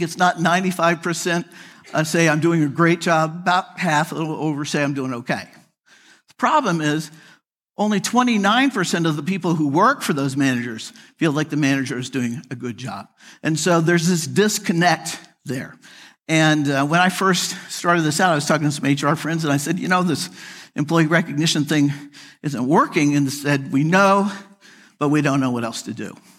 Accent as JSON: {"language": "English", "country": "United States", "tie": "born or raised there", "also_born_or_lived": "Chicago / Phoenix / Atlanta", "moved": "as an adult", "said": "I grew up outside of Kansas City. I'm a Midwesterner."}